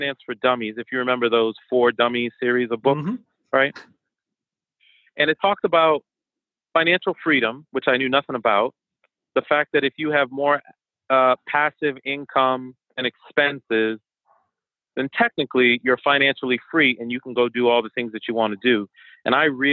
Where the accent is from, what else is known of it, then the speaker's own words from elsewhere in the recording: Boston, Massachusetts, United States; first language French and Haitian Creole; English is a second language; moved away as an adult; also born or lived in New York / Virginia; now in Washington, D.C. area, United States; I was born in New York, raised in Boston, and I come from an immigrant family. So my family's Haitian